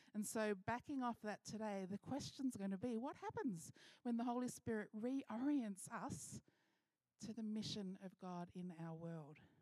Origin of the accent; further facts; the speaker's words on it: Mildura, Victoria, Australia; moved away; I've been traveling to my hometown